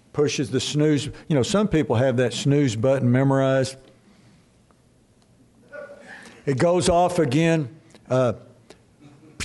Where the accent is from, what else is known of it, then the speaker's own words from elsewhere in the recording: Dallas, Texas, United States; when I grew up in Dallas Metroplex, sports was our God